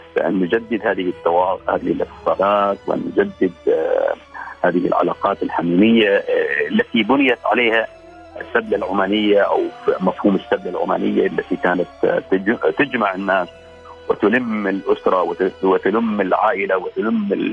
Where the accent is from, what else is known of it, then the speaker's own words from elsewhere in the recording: Al Khaburah, Al Batinah North, Oman; من الخابوره